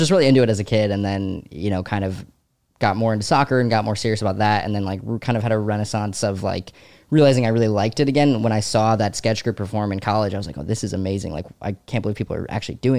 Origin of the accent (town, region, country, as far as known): Savannah, Georgia, United States; born or raised there; moved away as an adult; also born or lived in DeWitt, New York / North Carolina; now in New York, United States